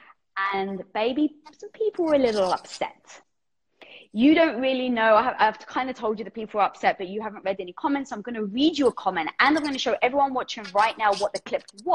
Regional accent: London, United Kingdom; I'm Greek from London

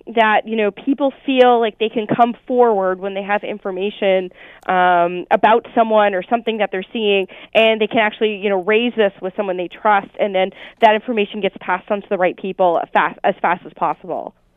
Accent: Oshawa, Ontario, Canada; moved away; I'm originally from Oshawa

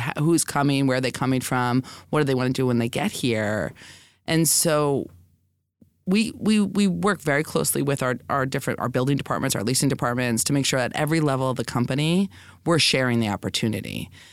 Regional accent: New York City, New York, United States; I'm a lifelong New Yorker, so, you know, I was born in the Bronx, you know, I've been here my whole life

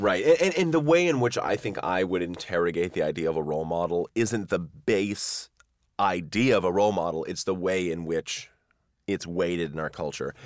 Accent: near Wenham Lake, Massachusetts, United States; near where I grew up. And actually, back in, like, the sixteenth, seventeenth century, was known as the best ice in the world, and they would ship blocks of ice on sawdust back to England from Wenham Lake in Massachusetts

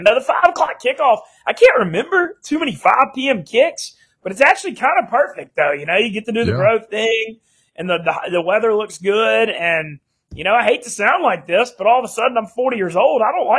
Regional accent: Louisiana, United States; growing up in Louisiana

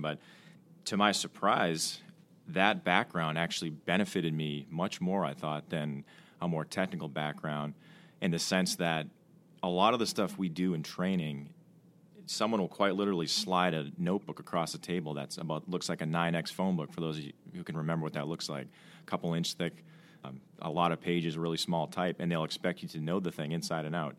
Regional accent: Milton, Massachusetts, United States; I'm from, uh, Milton, Mass, just outside of Boston

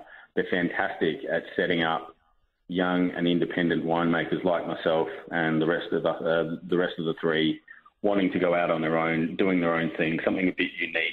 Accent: South Australia, Australia; moved away as an adult; also born or lived in Marlborough, New Zealand; we're from South Australia and we wanted to move back.

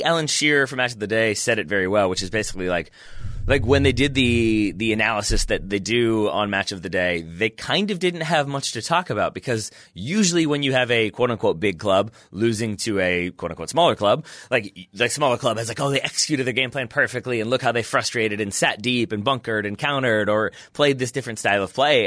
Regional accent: United States; I'm American

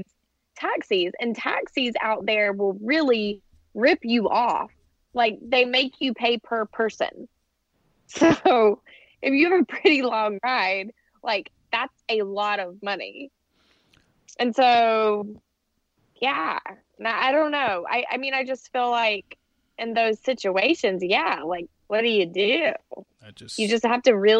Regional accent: the South, United States; now in New York, United States; I grew up in the South

